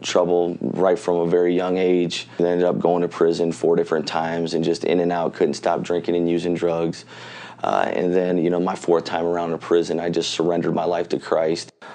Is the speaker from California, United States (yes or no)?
no; Michigan City, Indiana, United States; I grew up in Michigan City